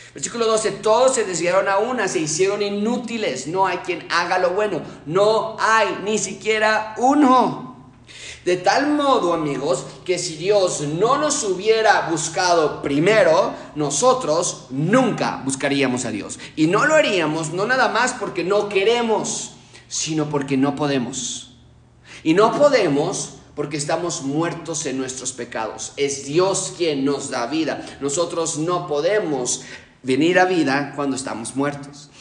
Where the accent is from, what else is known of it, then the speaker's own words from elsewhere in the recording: Mexico; yo no soy expatriado, yo soy mexicano